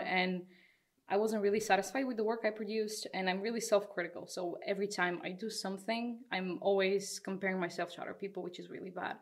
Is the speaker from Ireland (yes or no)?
no; Bulgaria; now in Netherlands; I'm also from Bulgaria, another Bulgarian here